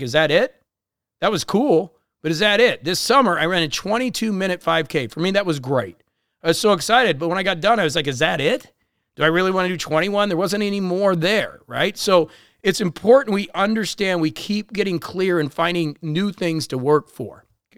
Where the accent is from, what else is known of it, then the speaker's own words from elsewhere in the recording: Chicago, Illinois, United States; also born or lived in Florida / Colombia; I grew up in Chicago in this area and obviously spent a lot of time in Florida and Columbia.